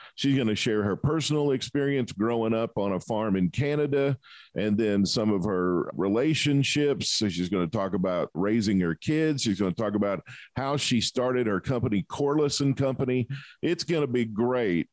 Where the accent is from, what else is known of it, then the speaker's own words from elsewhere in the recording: southern United States, United States; I'm from the southern part of the United States where 30 above zero is cold.